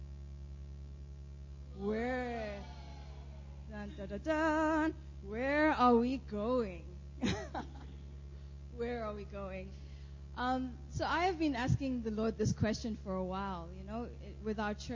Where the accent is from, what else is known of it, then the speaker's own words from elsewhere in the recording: South Africa; moved away; I am from South Africa